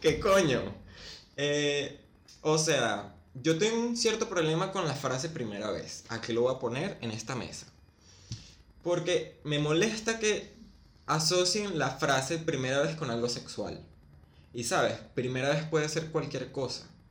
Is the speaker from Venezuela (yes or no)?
yes; Venezuela; moved away as an adult; now in Argentina; salí de Venezuela